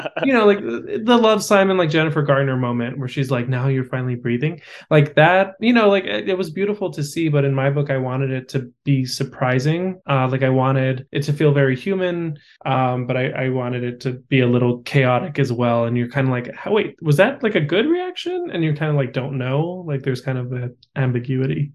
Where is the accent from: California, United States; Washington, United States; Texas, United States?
California, United States; Los Angeles; also born or lived in Austin; my hometown event